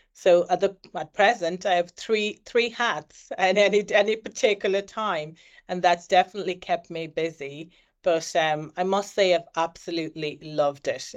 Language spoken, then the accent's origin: English; Ireland; was born in Ireland and was raised in Ireland. I've lived all my life in Ireland